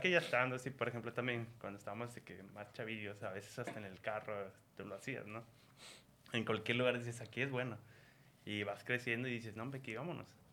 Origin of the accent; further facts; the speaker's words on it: Mexico; somos los mexicanos